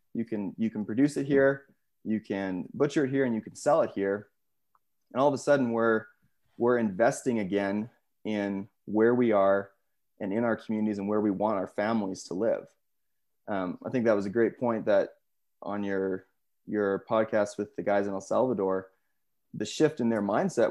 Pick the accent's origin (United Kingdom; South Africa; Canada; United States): Canada; Saskatchewan; where I grew up in Saskatchewan